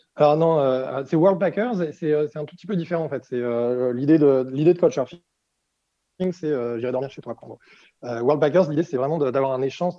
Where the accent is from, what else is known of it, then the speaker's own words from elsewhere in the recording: France; moved away as an adult; also born or lived in Brazil; en tant que Français